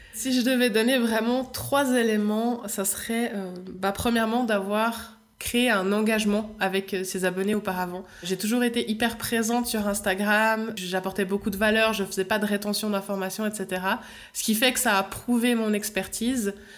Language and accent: French; Switzerland; accent: Swiss; je suis suisse